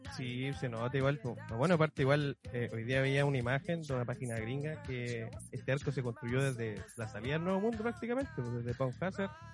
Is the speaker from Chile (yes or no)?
yes; Chile